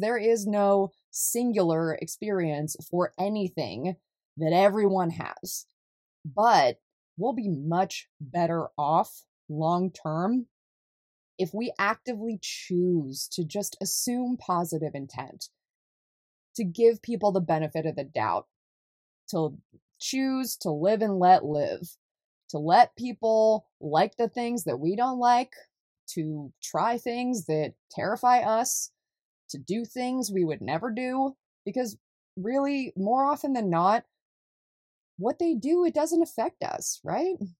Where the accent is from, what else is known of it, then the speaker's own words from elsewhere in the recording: California, United States; moved away as an adult; also born or lived in Deep South; I was born and raised in California